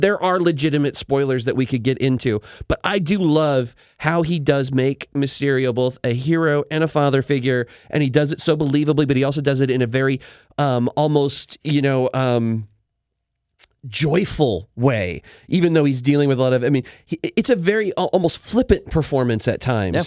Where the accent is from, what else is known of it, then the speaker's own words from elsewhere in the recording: Spokane, Washington, United States; growing up in Spokane, we had the Magic Lantern Theater